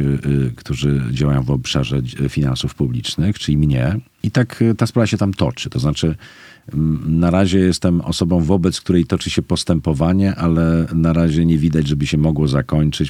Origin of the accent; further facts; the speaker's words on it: Poznań, Greater Poland, Poland; moved away as an adult; now in Kraków, Poland; ja jestem z Poznania